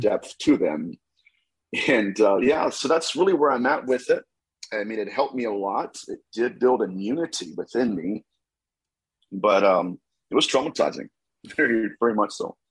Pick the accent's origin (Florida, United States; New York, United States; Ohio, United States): Ohio, United States; Dayton; I am from Dayton, Ohio, so I'm a Buckeye